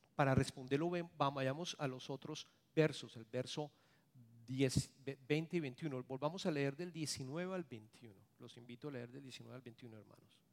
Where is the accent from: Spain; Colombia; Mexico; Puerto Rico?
Colombia; moved away; yo soy colombiano